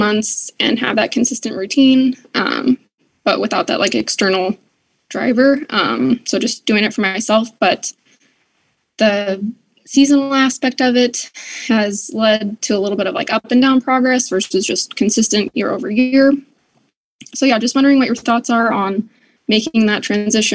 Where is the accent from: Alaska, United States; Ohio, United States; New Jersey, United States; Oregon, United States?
Alaska, United States; I'm from Alaska, grew up in athletics